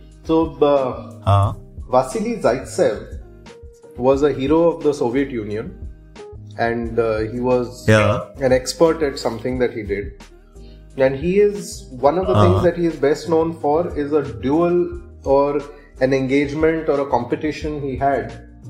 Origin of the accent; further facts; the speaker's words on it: Odisha, India; born there; Okay, so home field advantage, I was born in Odisha.